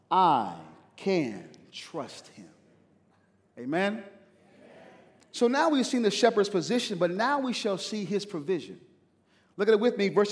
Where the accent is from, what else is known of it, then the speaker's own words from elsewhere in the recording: East Coast, United States; moved away; I'm from the East Coast.